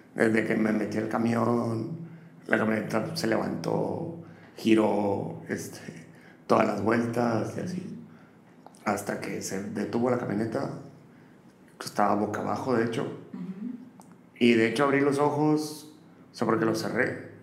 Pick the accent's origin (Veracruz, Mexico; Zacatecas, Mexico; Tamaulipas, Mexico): Tamaulipas, Mexico; Matamoros; moved away as an adult; also born or lived in Austin / New York; now in Monterrey, Mexico; nací en Matamoros y a los 18 años me vine para acá, para, Monterrey